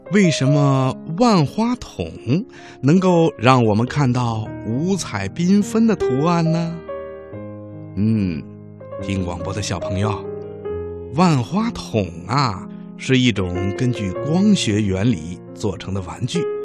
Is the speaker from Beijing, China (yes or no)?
no; Xinjiang, China; 一年五岁了，我来自新疆